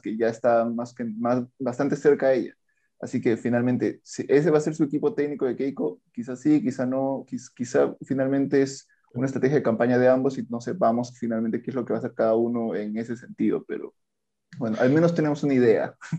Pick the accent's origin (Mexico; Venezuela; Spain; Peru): Peru; Andahuaylas, Apurímac; Yo soy de la Sierra Sur, en realidad de natural de Andahuaylas, toda mi familia es de allá